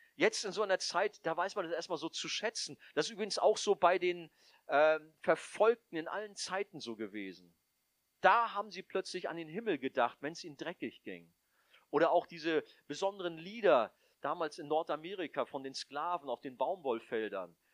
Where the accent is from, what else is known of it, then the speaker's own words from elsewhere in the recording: Northern Germany, Germany; also born or lived in Hamburg; als Norddeutsche haben wir das ja